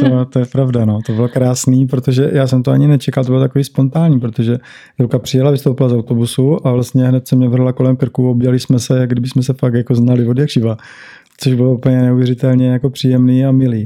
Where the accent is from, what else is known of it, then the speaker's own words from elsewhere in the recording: Brno, South Moravian Region, Czechia; moved away as an adult; now in Bali, Indonesia; tady u nás v Brně